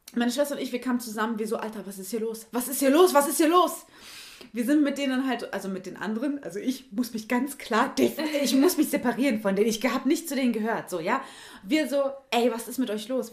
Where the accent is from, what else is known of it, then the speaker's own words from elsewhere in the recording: North Rhine-Westphalia, Germany; Ich bin auch Ostwestfälin und wir sind ja beide von hier sozusagen